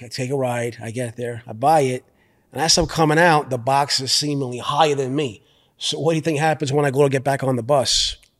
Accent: New York City, New York, United States; I'm from Brooklyn

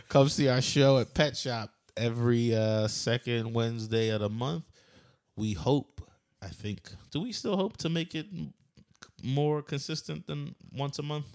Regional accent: near Philadelphia, Pennsylvania, United States; moved away; I'm from Philly, but I grew up in, like, a, about an hour north or south, whatever, somewhere, somewhere near Philly, an hour away

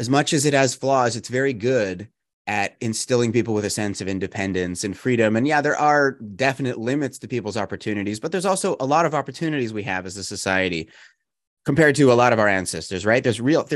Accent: Canada; also born or lived in United States; I'm Canadian, but I'm also American

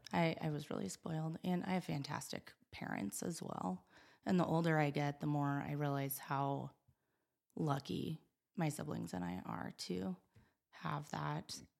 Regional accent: Gillette, Wyoming, United States; moved away as an adult; also born or lived in West Virginia; I was born and raised here in Gillette

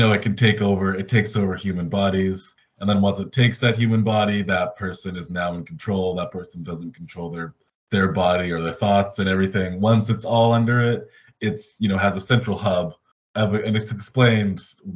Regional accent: Canada; I'm Canadian

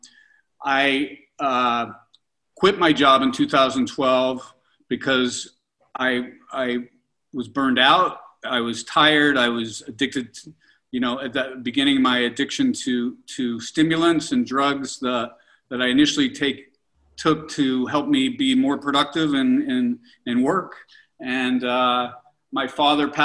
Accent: Pittsburgh, Pennsylvania, United States; I'm 58 years old, and you know, I grew up in Pittsburgh and in the 70s.

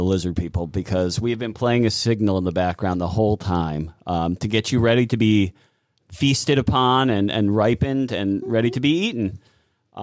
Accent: East Coast, United States; I'm from the East Coast, and we pronounce it Oregon

